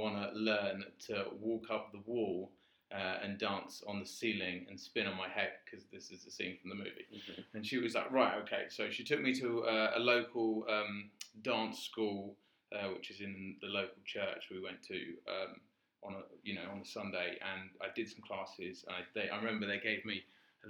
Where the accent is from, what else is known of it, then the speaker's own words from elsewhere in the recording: Crawley, South East England, United Kingdom; I'm from Crawley